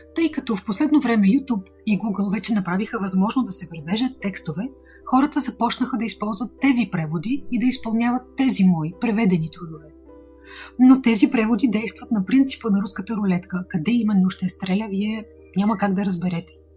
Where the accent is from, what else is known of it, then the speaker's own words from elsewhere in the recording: Bulgaria; от България